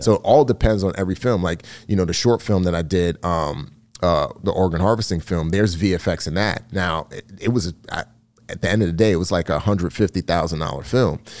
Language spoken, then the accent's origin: English; New York City, New York, United States; growing up in the Bronx